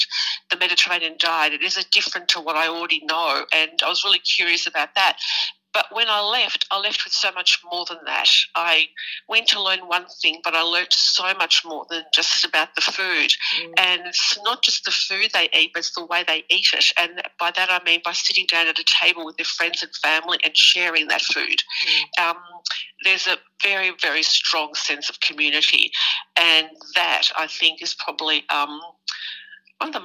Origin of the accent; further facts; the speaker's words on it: Richmond, Victoria, Australia; born and raised in Richmond, and can't get more Greek than